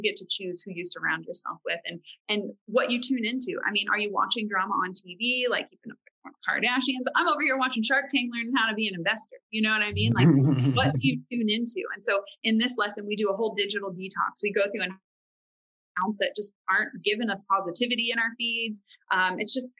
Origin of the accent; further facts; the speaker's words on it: Farmersville, Texas, United States; I grew up in Farmersville, Texas